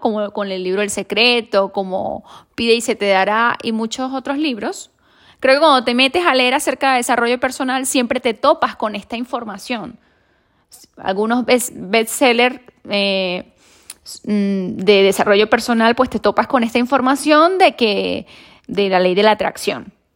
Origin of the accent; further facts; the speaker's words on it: Venezuela; now in Spain; yo soy de Venezuela